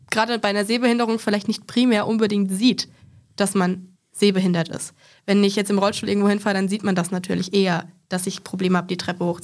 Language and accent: German; Aschaffenburg, Bavaria, Germany; ich kenne es tatsächlich aus Aschaffenburg, das ist eine Kleinstadt in Nordbayern, wo ich herkomme.